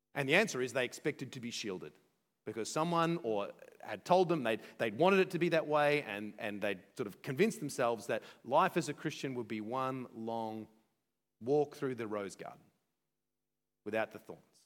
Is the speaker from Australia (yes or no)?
yes; Australia; as Australian